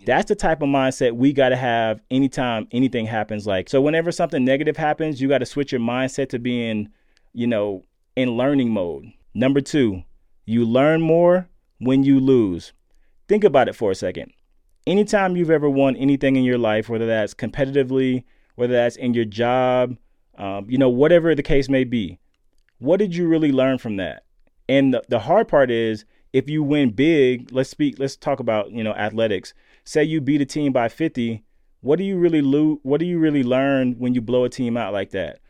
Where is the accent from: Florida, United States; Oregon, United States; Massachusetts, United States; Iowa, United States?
Florida, United States; Lakeland; growing up in Lakeland, Florida